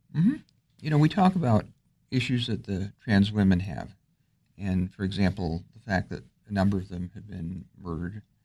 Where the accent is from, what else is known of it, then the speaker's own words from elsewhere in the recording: just outside Detroit, Michigan, United States; moved away as an adult; also born or lived in New York; now in Alexandria, United States; I'm from just outside Detroit